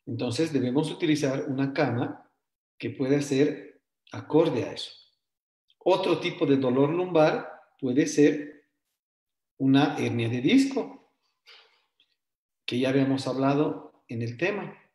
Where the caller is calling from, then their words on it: Cochabamba, Bolivia; Bueno, yo soy de acá de Cochabamba